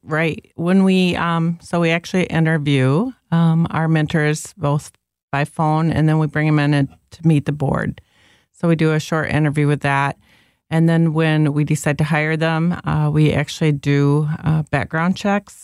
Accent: Zeeland, Michigan, United States; now in Byron Center, United States; I grew up in Zealand

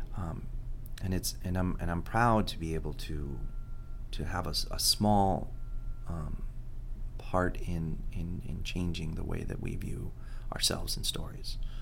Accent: Miami, Florida, United States; first language Spanish; English is a second language

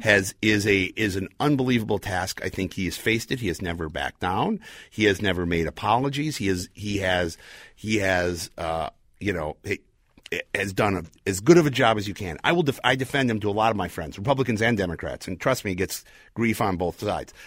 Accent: Chicago, Illinois, United States; now in Minneapolis, United States; I was born in Chicago

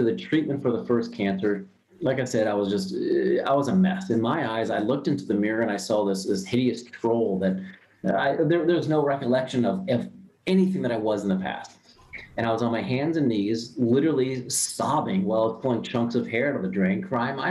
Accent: Ohio, United States; I'm born and raised in Ohio. I was a normal Midwest guy

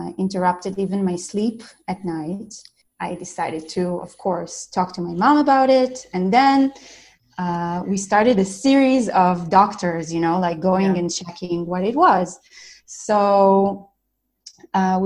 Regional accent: Israel; I'm from Israel.

